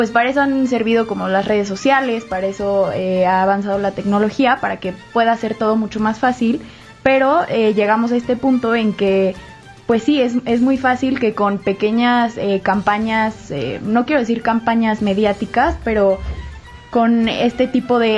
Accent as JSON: {"language": "Spanish", "country": "Mexico", "said": "es como nos pasa a nosotros los mexicanos"}